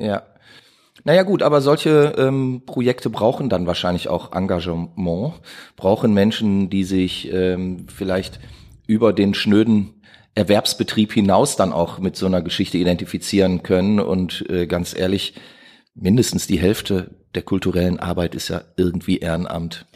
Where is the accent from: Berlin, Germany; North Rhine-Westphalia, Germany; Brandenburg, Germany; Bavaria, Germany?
North Rhine-Westphalia, Germany; Duisburg; ich bin ja in Duisburg groß geworden